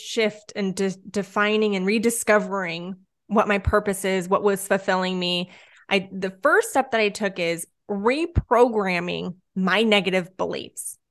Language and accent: English; Southern California, United States; I'm born and raised in Southern California.